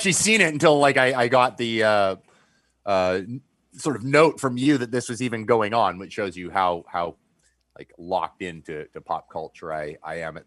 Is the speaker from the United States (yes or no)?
no; Canada; as a Canadian